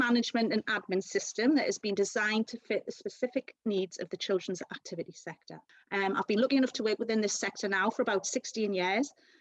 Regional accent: Newcastle upon Tyne, North East England, United Kingdom; accent: Geordie; also born or lived in London; So I was born in London and then moved to Newcastle at a very young age, so hence the lovely Geordie accent that I've got.

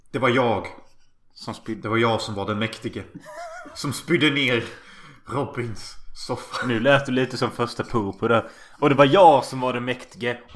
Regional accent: Gothenburg, Västra Götaland, Sweden; Åh, fan jag kommer från Göteborg.

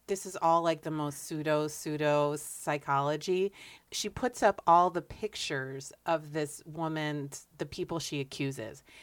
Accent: Connecticut, United States; I grew up in Connecticut

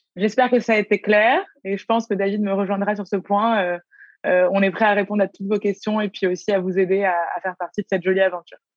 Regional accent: Paris, Île-de-France, France; now in Canada; je viens de Paris, je viens, je viens d'Europe

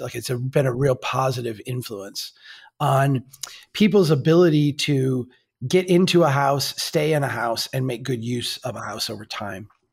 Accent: Minnesota, United States; we're from Minnesota

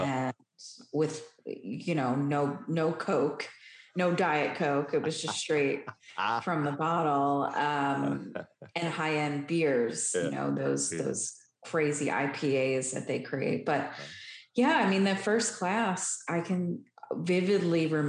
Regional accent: Philadelphia, Pennsylvania, United States; moved away as an adult; I'm originally from Philadelphia, which is located in Pennsylvania.

